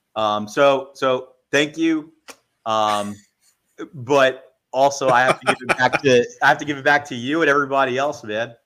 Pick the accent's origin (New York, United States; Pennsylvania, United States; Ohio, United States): New York, United States; New York City; I'm actually from the Bronx